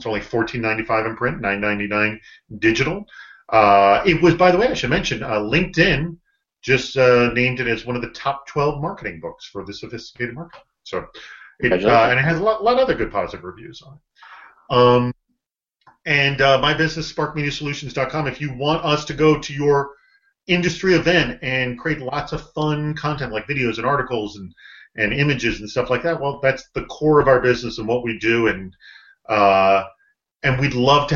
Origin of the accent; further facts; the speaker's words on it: Boston, Massachusetts, United States; moved away as an adult; also born or lived in St. Louis; I grew up in Boston